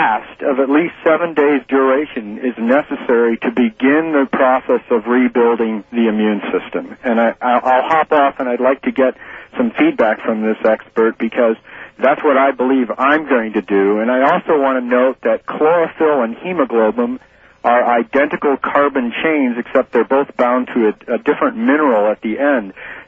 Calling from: Madison, Wisconsin, United States; Madison, and I owe you a whole case of fax paper, Art.

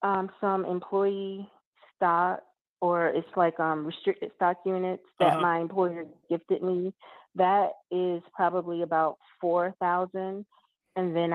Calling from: Georgia, United States; I'm calling from Georgia.

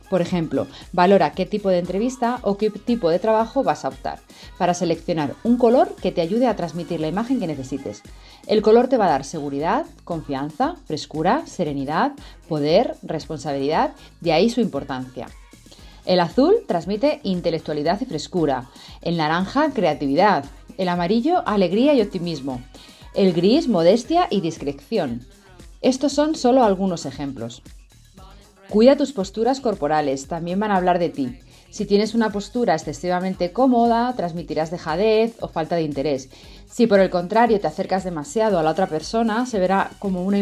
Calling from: Spain; Hola Marit, buenas noches Argentina, abrazos para tu país, República Dominicana, soy … asesora de imagen y os hablo desde España.

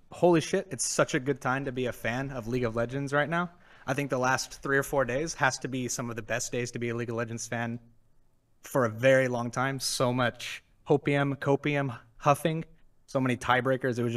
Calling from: Dallas, Texas, United States; Uh, Dallas, Fort Worth.

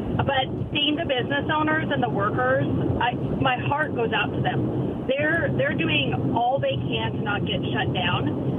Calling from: Pasco, Washington, United States; from Pasco.

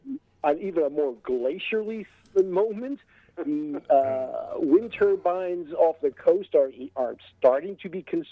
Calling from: White Plains, New York, United States; White Plains.

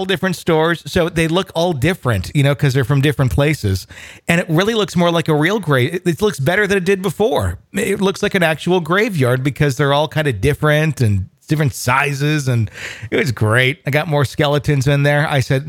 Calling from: Ann Arbor, Michigan, United States; also born or lived in Philippines; from Ann Arbor, Michigan. I have a couple of paranormal experiences that I'd like to share. I was born in the Philippines with my parents who were still serving in the USAF. I was raised with Filipino friends

